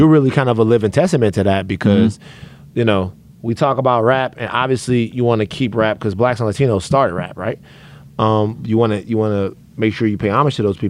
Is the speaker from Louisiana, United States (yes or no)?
yes; Louisiana, United States; moved away as an adult; now in Los Angeles, United States; I'm from Louisiana